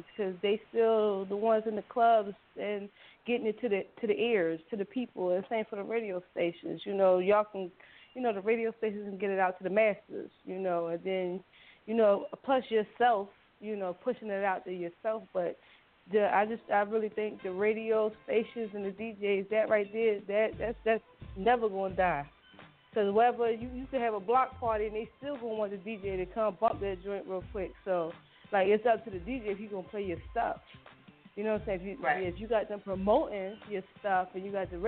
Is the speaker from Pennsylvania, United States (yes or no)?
yes; Philadelphia, Pennsylvania, United States; I'm from Uptown.